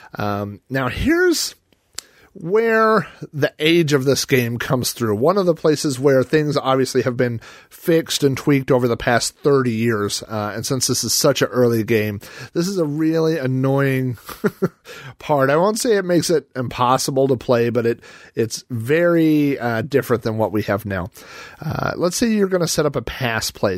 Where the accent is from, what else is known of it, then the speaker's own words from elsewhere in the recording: Oklahoma, United States; I grew up in Oklahoma, home of the Oklahoma Sooners